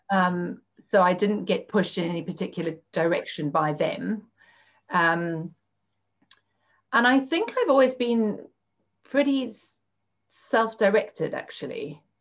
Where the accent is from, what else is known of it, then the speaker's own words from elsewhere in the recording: Zimbabwe; moved away as an adult; also born or lived in Cape Town, South Africa; now in United Kingdom; I grew up in Zimbabwe. Um, and I'm now living in the UK